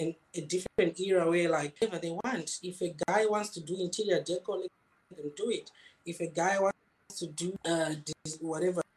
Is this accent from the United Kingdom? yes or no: no; Zimbabwe; moved away as an adult; now in Wuhan, China; I'm from Zimbabwe.